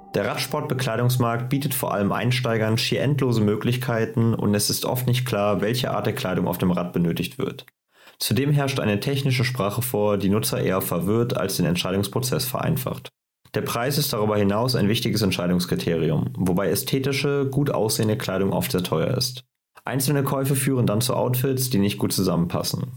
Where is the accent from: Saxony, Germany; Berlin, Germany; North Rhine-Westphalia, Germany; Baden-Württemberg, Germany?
North Rhine-Westphalia, Germany; Cologne; Wir kommen beide aus Köln